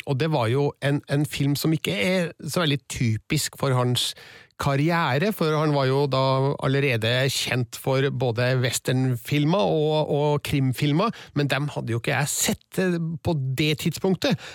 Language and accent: Norwegian; Stjørdal, Trøndelag, Norway; det var en bygdekino i Stjørdal, der jeg kommer fra, litt utafor sentrum.